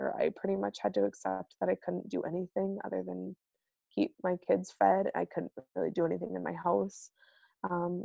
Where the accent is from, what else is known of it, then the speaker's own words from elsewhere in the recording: United States; moved away as an adult; now in Manitoba, Canada; as an American growing up without good insurance